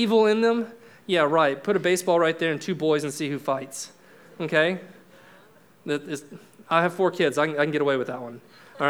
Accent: Florida, United States; I'm from Florida. We got springs all over the place there

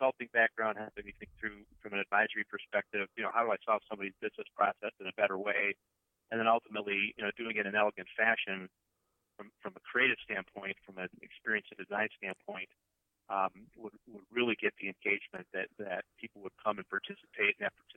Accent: Wisconsin, United States; I grew up in Wisconsin

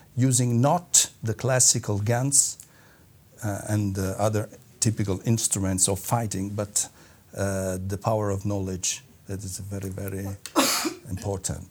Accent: Naples, Campania, Italy; I'm from Napoli, as you told. Uh, I'm from uh, the south of Italy

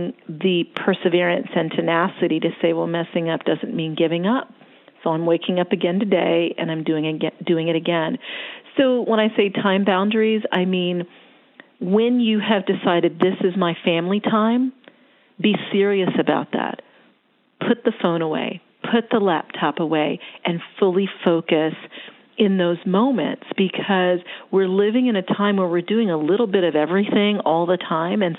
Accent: Florida, United States; now in Atlanta, United States; I was born in Florida. I'm a beach girl

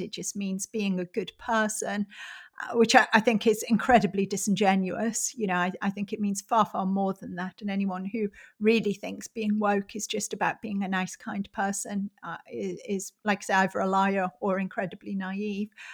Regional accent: Middlesbrough, North East England, United Kingdom; my hometown of Middlesbrough is a very industrial, uh, very deprived, socially deprived area in the northeast of England

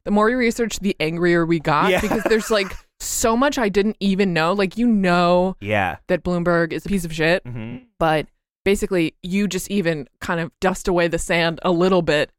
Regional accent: Massachusetts, United States; I'm from Massachusetts.

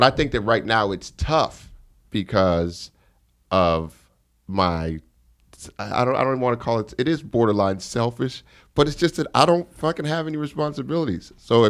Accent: Denver, Colorado, United States; now in New York, United States; The Denver that I grew up in is gone.

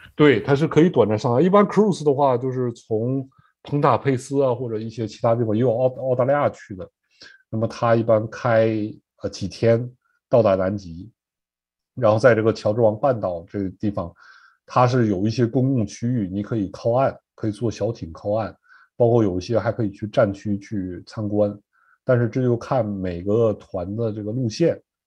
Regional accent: Northeast China, China; moved away as an adult; now in Norfolk, United States; 我是东北长大吧，因为冬天没有什么青菜，都习惯了，吃这个白菜、萝卜

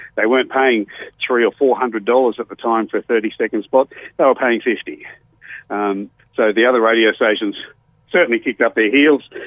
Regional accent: Goodna, Queensland, Australia; also born or lived in Blackpool, England / Penrith, Australia; came to Australia and grew up in a place called Goodna

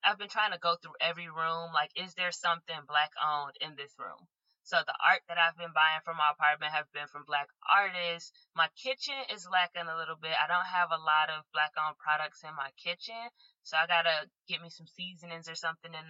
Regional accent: Chicago, Illinois, United States; now in Los Angeles, United States; I'm from Chicago

